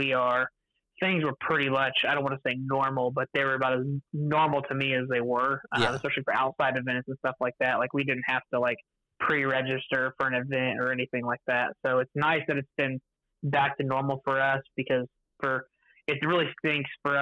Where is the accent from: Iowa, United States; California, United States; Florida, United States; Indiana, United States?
Indiana, United States; Terre Haute; I'm from Terre Haute, Indiana, which is a little bit west of Indianapolis